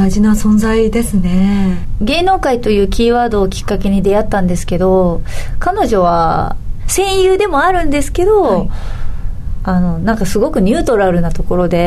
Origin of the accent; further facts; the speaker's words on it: Kure, Hiroshima, Japan; moved away as an adult; now in Tokyo, Japan; 電車生活の地域で育ってないんですよ私広島県の倉橋島という島ですし